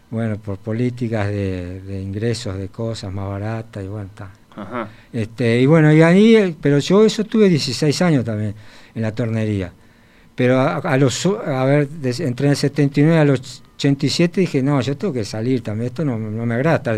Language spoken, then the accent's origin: Spanish; Canelones, Uruguay; born there; Yo en Canelones